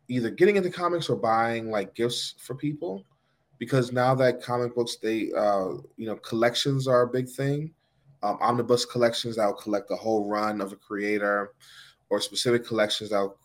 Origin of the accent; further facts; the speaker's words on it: New York City, New York, United States; now in Greensboro, United States; I grew up in Manhattan.